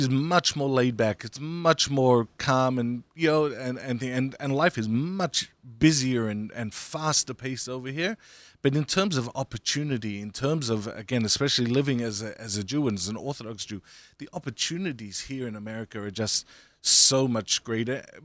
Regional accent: Australia; now in United States; I grew up in Australia

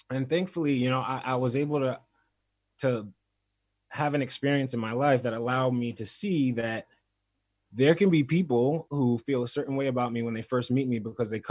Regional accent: Crown Heights, New York, United States; born there; Um, my I was born in Crown Heights. I have five older sisters. I have a twin sister and four older sisters that were also born in Crown Heights.

